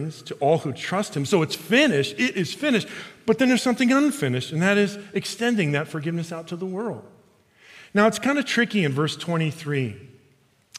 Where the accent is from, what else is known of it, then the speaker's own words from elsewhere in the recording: Chicago, Illinois, United States; I'm from Chicago